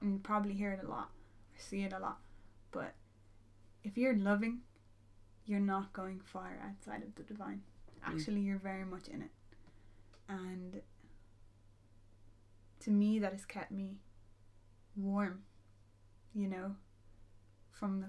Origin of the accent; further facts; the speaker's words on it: Ireland; as an Irish person